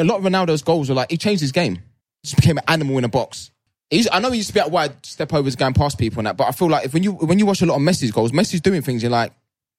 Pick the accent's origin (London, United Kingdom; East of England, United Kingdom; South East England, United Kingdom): London, United Kingdom; I'm from Canning Town.